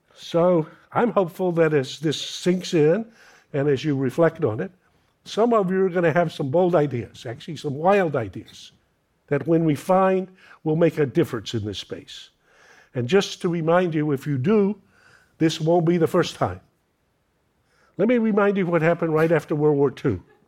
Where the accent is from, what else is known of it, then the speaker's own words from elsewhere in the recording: North Carolina, United States; red-necked Americans like me, I'm from North Carolina